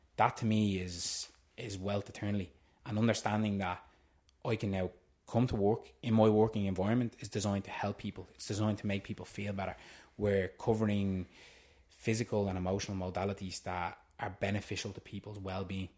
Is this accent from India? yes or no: no; Tallaght, Leinster, Ireland; I'm originally from Tala